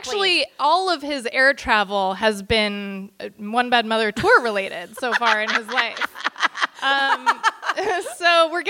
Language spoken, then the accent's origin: English; Bay Area, California, United States; moved away; Like, I grew up in the Bay Area, you guys. I know where everything is